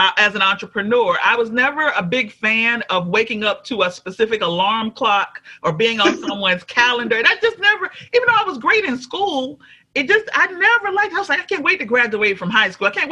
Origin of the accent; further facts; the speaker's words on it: Alabama, United States; also born or lived in Troy, Alabama / Montgomery, Alabama; now in Atlanta, United States; I'm originally from Alabama. I live in Atlanta now.